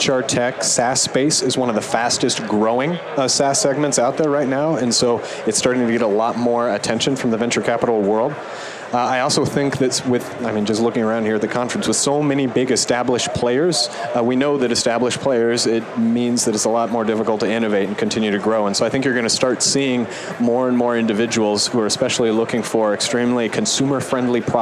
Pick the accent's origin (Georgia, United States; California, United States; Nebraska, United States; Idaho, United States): Nebraska, United States; I am originally from Nebraska